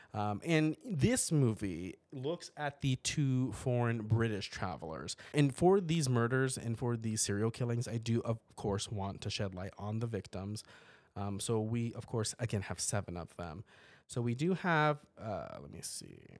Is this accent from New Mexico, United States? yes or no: yes; Portales, New Mexico, United States; moved away; my hometown back in New Mexico